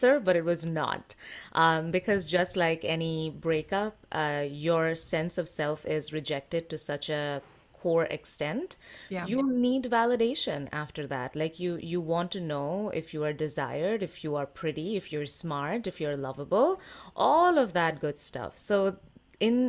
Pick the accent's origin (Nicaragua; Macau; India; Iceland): India; I am Indian